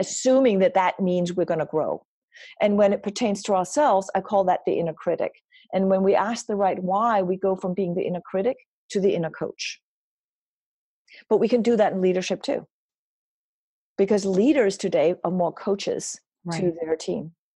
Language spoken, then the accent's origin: English; Denmark; moved away; I grew up in Denmark